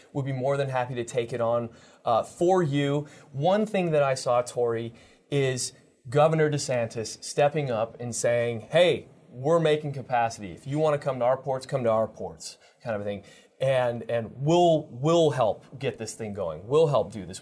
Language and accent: English; Detroit, Michigan, United States; I'm from the Detroit area